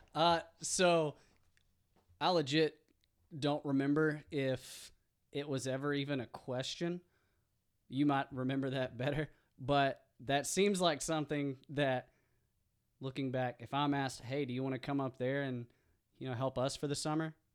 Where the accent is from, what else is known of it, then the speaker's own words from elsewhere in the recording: East End, Arkansas, United States; moved away; also born or lived in Fayetteville, Arkansas; I'm from East End, um, and I went to East Union